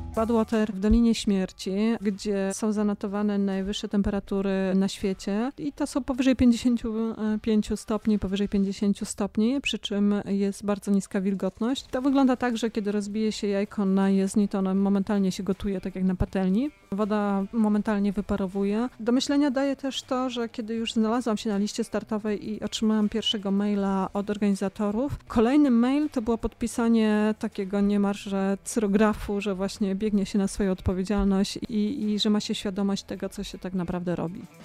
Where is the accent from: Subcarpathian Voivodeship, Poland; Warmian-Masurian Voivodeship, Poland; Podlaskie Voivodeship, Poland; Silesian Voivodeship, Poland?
Subcarpathian Voivodeship, Poland; Rzeszów; moved away; also born or lived in Ossów; Pochodzę z Rzeszowa